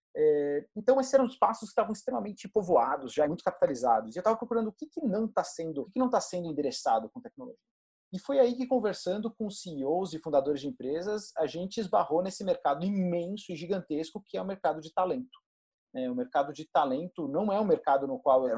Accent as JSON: {"language": "Portuguese", "town": "Goiatuba", "region": "Goiás", "country": "Brazil", "tie": "born or raised there", "moved": "as an adult", "lives_now": "São Paulo, Brazil", "said": "eu não sou de São Paulo, eu cresci uh, no interior de Goiás, numa cidade chamada Goiatuba"}